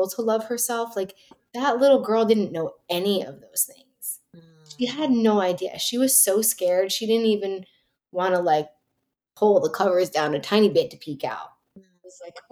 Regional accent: New Jersey, United States; also born or lived in New York City; I grew up in New Jersey

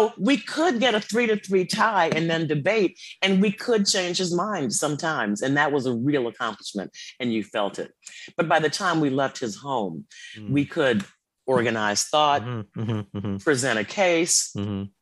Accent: Chicago, Illinois, United States; grew up in the South Side of Chicago in the 60s.

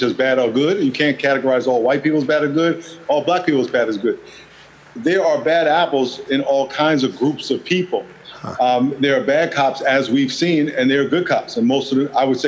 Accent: New York, United States; moved away as an adult; also born or lived in Los Angeles / San Diego; I grew up in New York

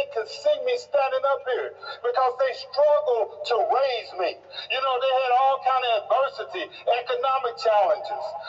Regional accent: East St. Louis, Illinois, United States; I grew up in East St. Louis, Illinois

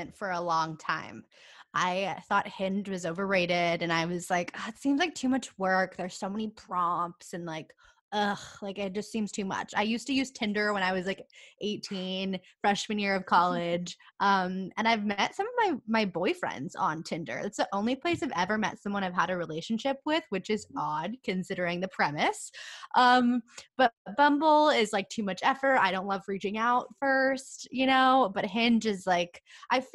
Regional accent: San Diego, California, United States; I am from San Diego, California. I live in San Diego.

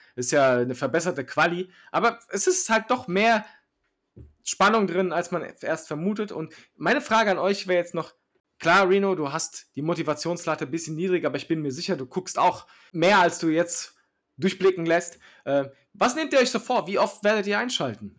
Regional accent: Germany; Deutschland ist halt das Land, wo ich geboren bin

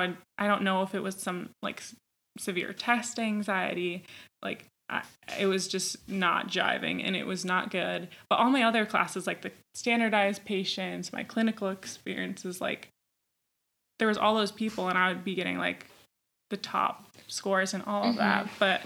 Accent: Minnesota, United States; moved away as an adult; also born or lived in Virginia; I'm from Minnesota

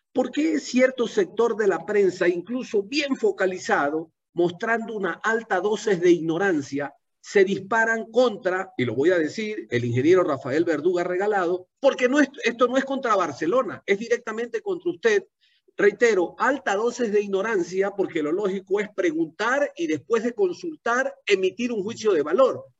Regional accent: Ecuador; como ciudadano ecuatoriano

